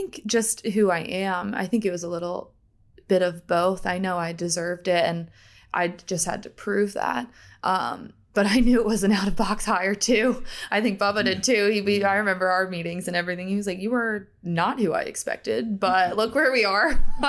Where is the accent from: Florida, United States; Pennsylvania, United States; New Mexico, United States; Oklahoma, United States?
Pennsylvania, United States; also born or lived in Delaware, United States; So I was born in Delaware, grew up in Pennsylvania. I grew up in a sports family.